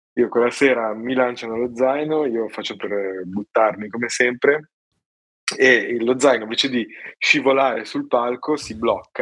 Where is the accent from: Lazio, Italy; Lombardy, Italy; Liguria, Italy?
Liguria, Italy; Genoa; sono genovese